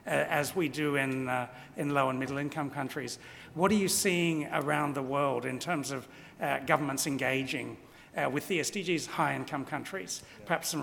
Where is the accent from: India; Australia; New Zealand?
Australia; It makes me very proud as an Australian